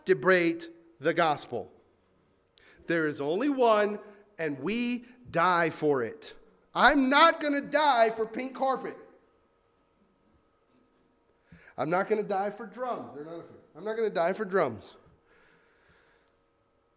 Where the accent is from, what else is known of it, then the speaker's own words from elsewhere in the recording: the South, United States; I grew up in the South.